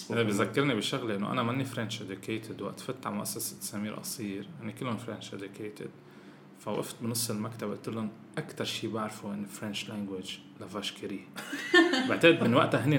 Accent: Syria; انا سوري شو بقول له يعني

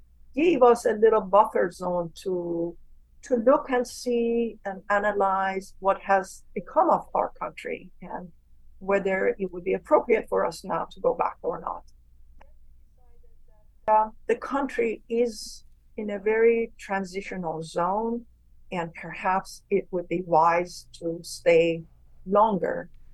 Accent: Iran; moved away; But I'm not an American. Hmm. I am definitely an Iranian in soul and in DNA, and I'm very proud of it.

